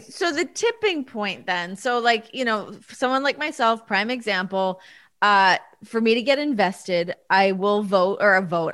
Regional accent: Ontario, Canada; now in Las Vegas, United States; my province of Ontario, my people.

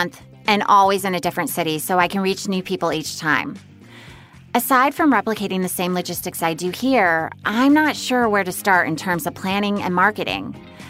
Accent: Sacramento, California, United States; Hi, this is … from Sacramento, California.

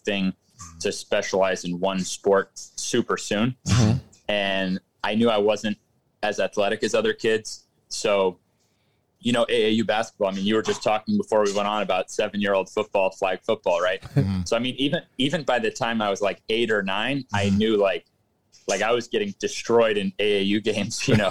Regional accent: Florida, United States; also born or lived in San Jose, California; I'm from San Jose. And my parents then moved to Florida when I was about six

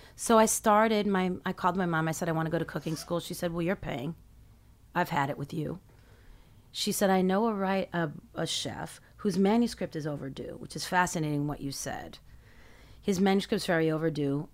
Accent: New York City, New York, United States; I grew up in Midtown, across from the Carnegie Deli

